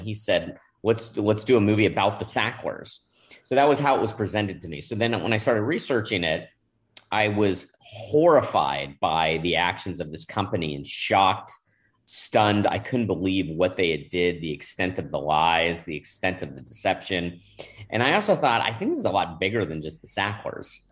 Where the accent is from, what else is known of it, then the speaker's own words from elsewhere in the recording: Manhattan Beach, California, United States; I grew up in Manhattan Beach, California